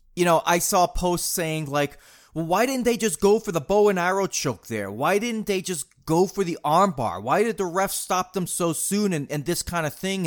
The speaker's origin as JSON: {"language": "English", "region": "New England", "country": "United States", "tie": "born or raised there", "said": "growing up in New England"}